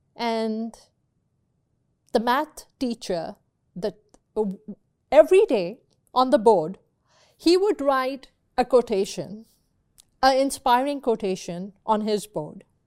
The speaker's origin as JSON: {"language": "English", "country": "Pakistan", "tie": "born or raised there", "moved": "yes", "lives_now": "United States", "said": "I grew up in Pakistan. I went to school in Pakistan."}